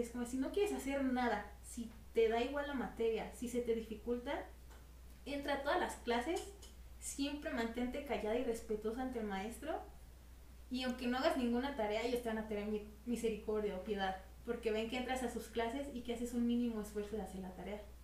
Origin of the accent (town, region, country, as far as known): Mexico